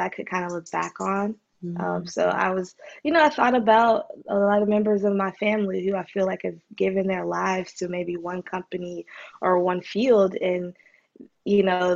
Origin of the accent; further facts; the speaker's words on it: Charlotte, North Carolina, United States; moved away as an adult; also born or lived in Salt Lake City, Utah; now in Atlanta, United States; move to Atlanta from Charlotte, my hometown